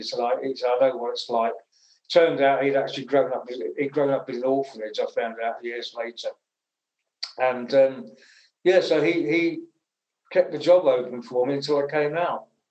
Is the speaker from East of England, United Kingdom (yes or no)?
yes; Essex, East of England, United Kingdom; I was born in Essex, and um, I went to a comprehensive school when I was 11